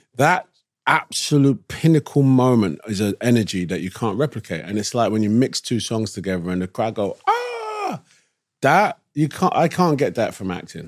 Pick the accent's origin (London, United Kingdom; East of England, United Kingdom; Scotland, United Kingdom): London, United Kingdom; born or raised there; moved away as an adult; also born or lived in New York, United States / Jersey City, United States / Brooklyn, United States